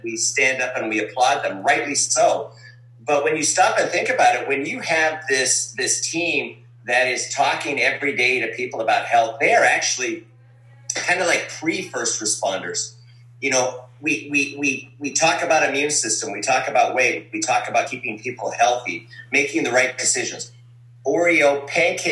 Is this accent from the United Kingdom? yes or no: no; Calgary, Alberta, Canada; I was born in Calgary, Alberta. Ukrainian from Calgary.